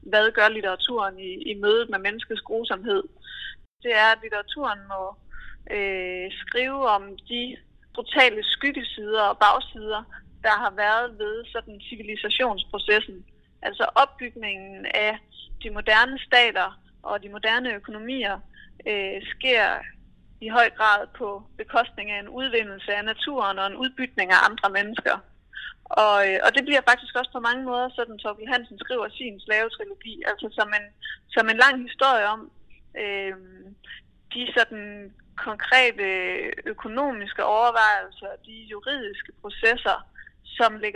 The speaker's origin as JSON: {"language": "Danish", "country": "Denmark", "said": "Og da han hørte, jeg var fra Danmark"}